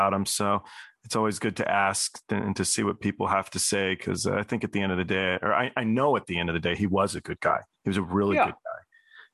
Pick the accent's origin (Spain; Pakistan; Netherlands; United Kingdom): United Kingdom; Cambridge, East of England; moved away; I was born in Cambridge, England